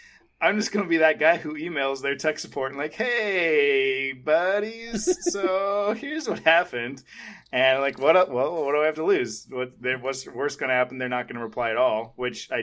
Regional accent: San Diego, California, United States; we're all from San Diego

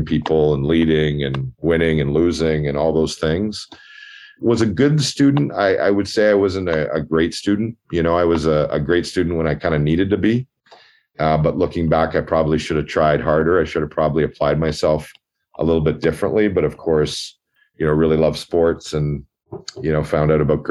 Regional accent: Toronto, Ontario, Canada; my family immigrated to Canada from Ireland, and I grew up in Scarborough

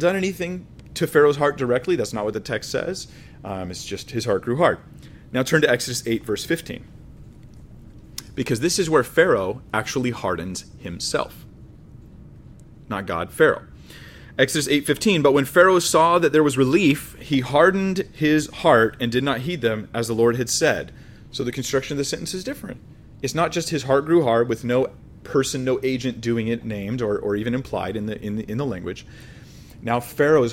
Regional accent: United States; I'm American

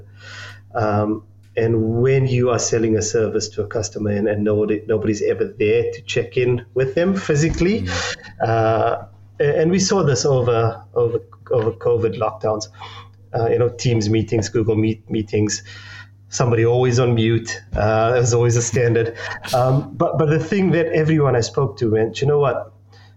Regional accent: South Africa; accent: South African; I'm South African, as you can tell by the accent

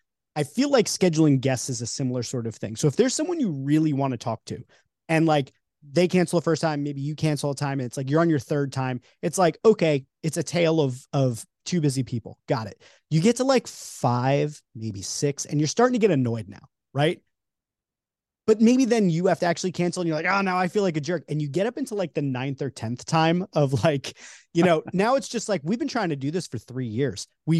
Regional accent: New York, United States; I'm from New York, so you know that's like a big one for me.

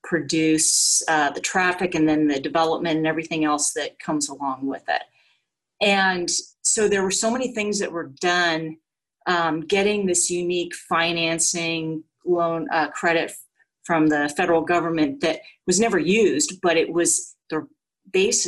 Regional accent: Orange County, California, United States; I grew up in Orange County

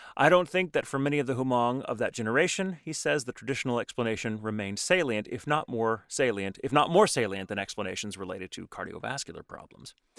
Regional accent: Texas, United States; now in Los Angeles, United States; I'm from Texas

